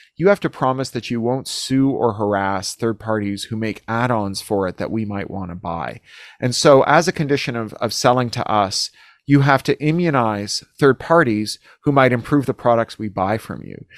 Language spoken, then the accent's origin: English; Toronto, Ontario, Canada; moved away as an adult; now in United States; my hometown in Toronto